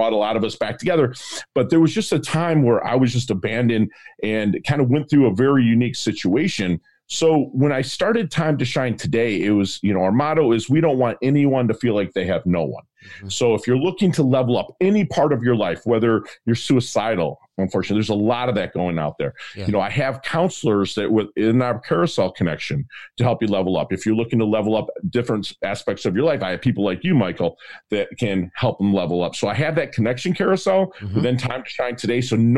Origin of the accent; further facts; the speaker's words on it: Philippines; born there; also born or lived in United States; I was born in 1972. I was born in the Philippines during the Vietnam War or conflict or whatever they called it then.